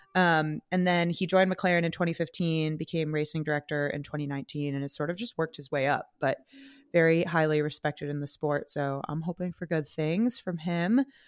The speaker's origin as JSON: {"language": "English", "region": "California", "country": "United States", "moved": "yes", "lives_now": "New York, United States", "said": "I am a Californian"}